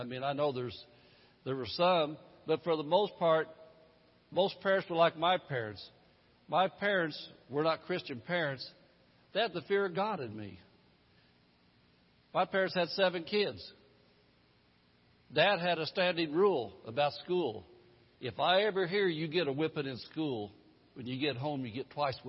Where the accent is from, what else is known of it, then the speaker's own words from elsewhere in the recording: Indianapolis, Indiana, United States; the one I grew up in back in Indianapolis in the 50s and 60s